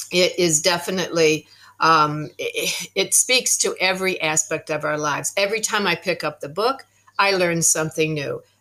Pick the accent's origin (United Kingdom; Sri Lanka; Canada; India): Canada; also born or lived in United States; now in Tauranga, New Zealand; I am a Canadian American New Zealander Kiwi living presently in Tauranga, New Zealand.